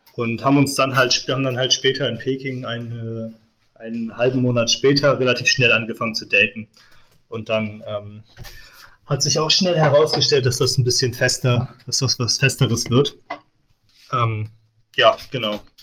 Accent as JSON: {"language": "German", "country": "Germany", "tie": "born or raised there", "said": "an meiner Heimatstadt in Deutschland"}